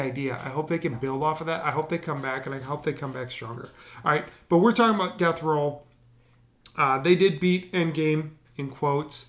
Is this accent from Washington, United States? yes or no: no; Wisconsin, United States; growing up in Wisconsin as a Packer fan